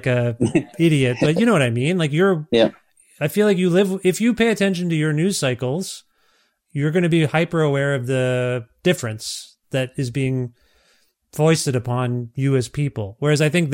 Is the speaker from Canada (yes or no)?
yes; Canada; as a Canadian